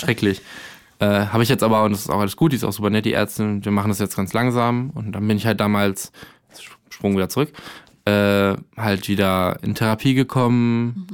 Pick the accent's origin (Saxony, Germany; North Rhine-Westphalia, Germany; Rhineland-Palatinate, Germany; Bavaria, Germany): North Rhine-Westphalia, Germany; Arnsberg; now in Berlin, Germany; ich komme aus der Nähe von Soest mhm. und eher so Arnsberg.